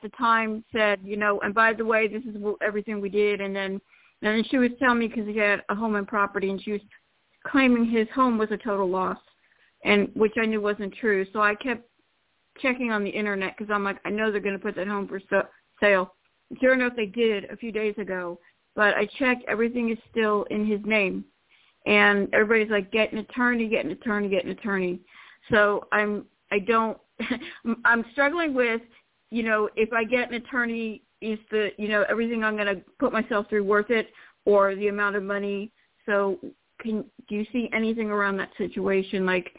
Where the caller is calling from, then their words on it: Florida, United States; Hello, Toni. … from Florida.